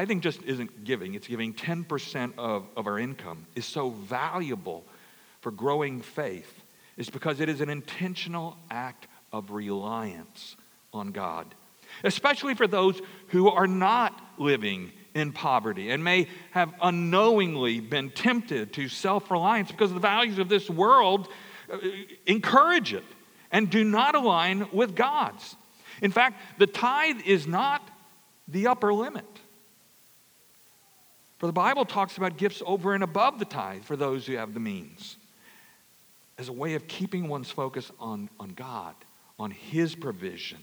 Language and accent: English; Louisiana, United States; I grew up in Louisiana.